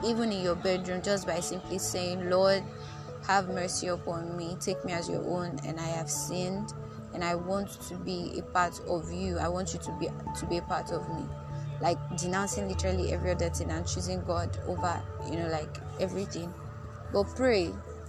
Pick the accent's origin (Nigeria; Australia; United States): Nigeria; being a Nigerian